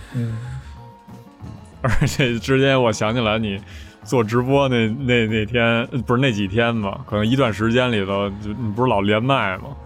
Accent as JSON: {"language": "Chinese", "region": "Beijing", "country": "China", "said": "我们这种身为北京人"}